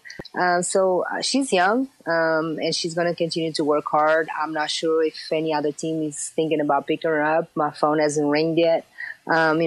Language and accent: English; Portugal; moved away as an adult; growing up in Portugal, in a very small city, it's a small country that is basically soccer dominated